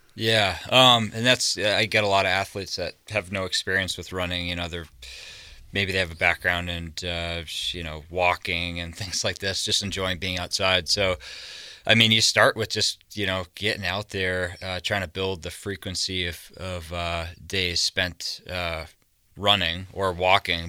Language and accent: English; just south of Boston, Massachusetts, United States; now in Montana, United States; East Coast, I've just grown up just south of Boston.